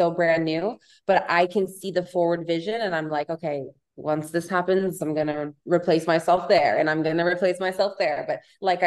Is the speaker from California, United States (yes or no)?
yes; Palm Springs, California, United States; also born or lived in Orange County; now in Los Angeles, United States; I'm from Palm Springs, and I lived in Orange County for 6 years before this